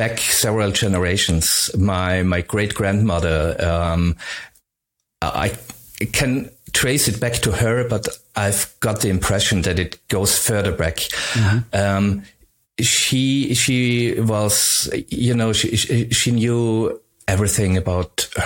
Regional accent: Upper Styria, Austria; first language German; English is a second language; I grew up in Upper Styria, and there's not much

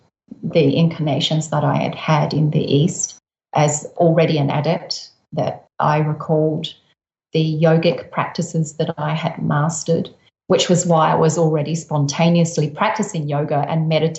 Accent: Adelaide, South Australia, Australia; I grew up in Adelaide.

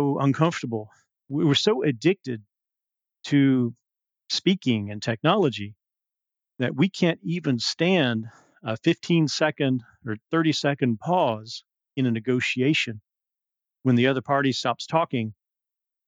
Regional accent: the South, United States; also born or lived in Abu Dhabi; now in California, United States; We're both from the South

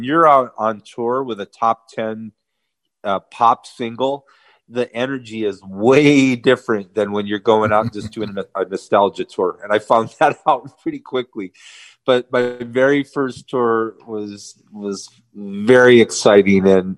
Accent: Armenia; And then we're also going to be playing a festival in Armenia, my home country, in September.

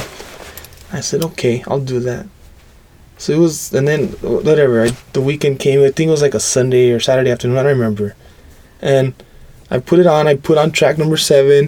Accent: Los Angeles, California, United States; I was born and raised in Southern California. Lived in East LA my whole life.

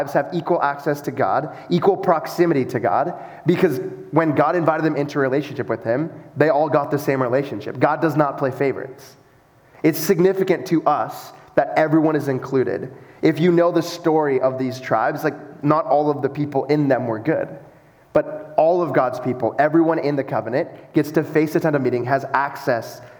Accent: United States; moved away; I grew up in the States

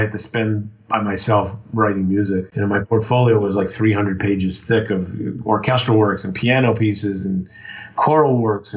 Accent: Montreal, Quebec, Canada; moved away as an adult; also born or lived in Toronto / Boston; I was from Montreal

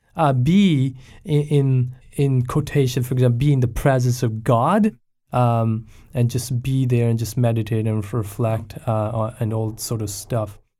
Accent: Pakistan; now in Abbotsford, Canada; I was born and raised in Pakistan

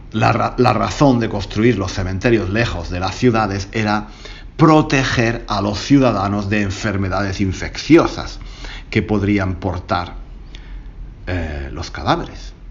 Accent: Granada, Andalusia, Spain; algo que ocurrió en Granada, mi, mi ciudad natal.

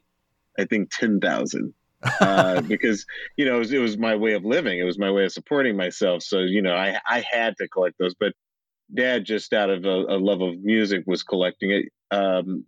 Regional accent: Atlanta, Georgia, United States; growing up in Atlanta, everything was V103 and it was R&B and soul

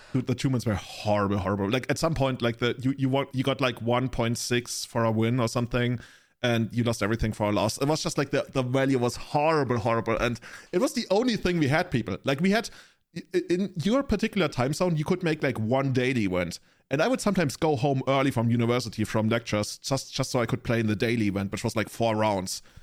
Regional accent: Germany; I'm from the Germany.

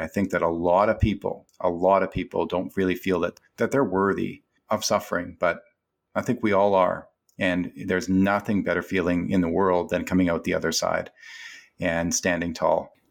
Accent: Canada; I'm a Canadian

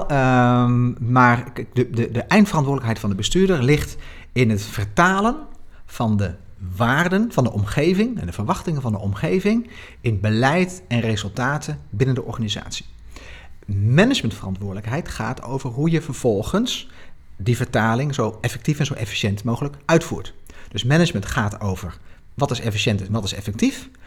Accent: Nijmegen, Gelderland, Netherlands; ik kom uit Nijmegen

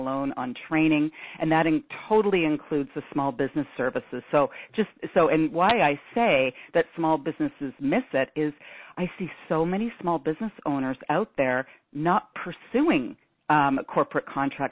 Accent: Toronto, Ontario, Canada; I'm from Toronto, Canada

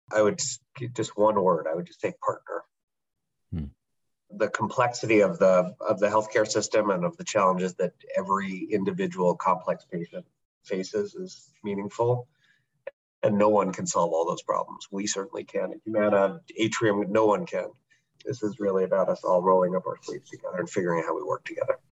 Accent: United States; as a American

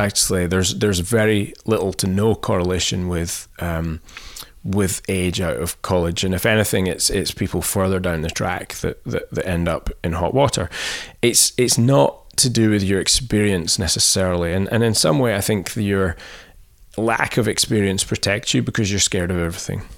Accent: Scotland, United Kingdom; moved away as an adult; also born or lived in England; I'm Scottish

